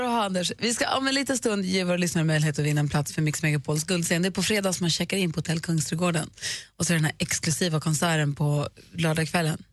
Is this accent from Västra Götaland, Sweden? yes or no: no; Luleå, Norrbotten County, Sweden; moved away; jag är ju uppvuxen i Luleå och där mm. säger man ju vars.